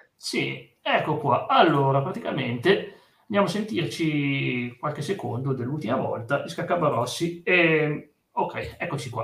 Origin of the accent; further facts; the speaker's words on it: Piedmont, Italy; sono da Piemonte